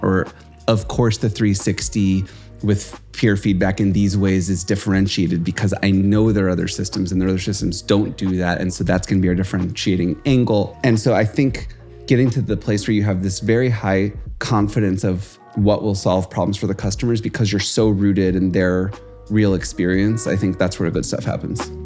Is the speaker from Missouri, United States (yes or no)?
yes; St. Louis, Missouri, United States; We grew up in Saint Louis.